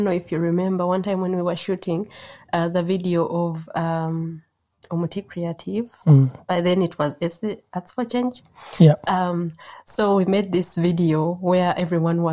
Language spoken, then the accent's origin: English; Uganda; moved away as an adult; now in Germany; growing up in Uganda